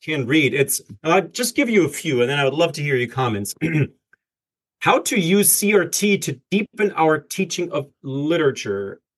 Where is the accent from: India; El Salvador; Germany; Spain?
Germany; as a german